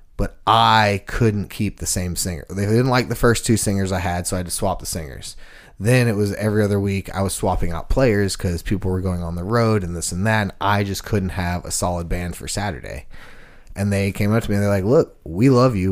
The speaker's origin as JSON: {"language": "English", "region": "Texas", "country": "United States", "moved": "yes", "lives_now": "Nashville, United States", "said": "I'm from Texas, so I had boots"}